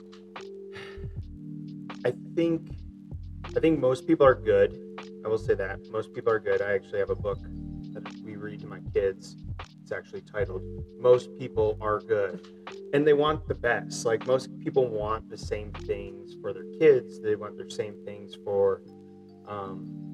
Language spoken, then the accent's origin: English; North Carolina, United States; moved away; also born or lived in the western US; I grew up in North Carolina